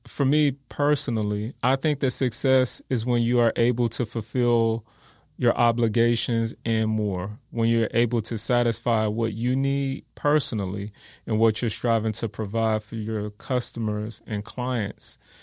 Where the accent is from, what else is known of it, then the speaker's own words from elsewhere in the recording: Gary, Indiana, United States; also born or lived in Wisconsin; now in San Antonio, United States; I was born and raised in Gary, Indiana.